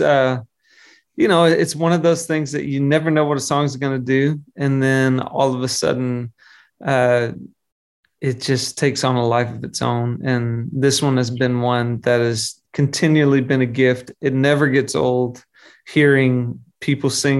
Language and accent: English; Arkansas, United States; I grew up in Arkansas, which is the middle of the country